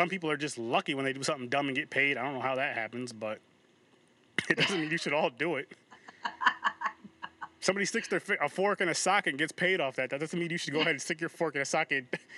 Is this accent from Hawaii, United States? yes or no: no; Albany, New York, United States; I'm from Albany, New York